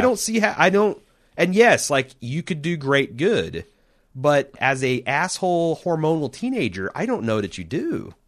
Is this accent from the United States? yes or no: yes; United States; I'm an American